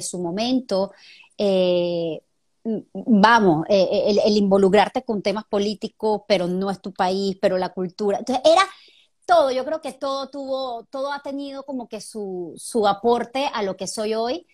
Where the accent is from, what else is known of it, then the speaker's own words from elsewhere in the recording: Venezuela; moved away as an adult; now in Panama; somos igualitos, venezolanos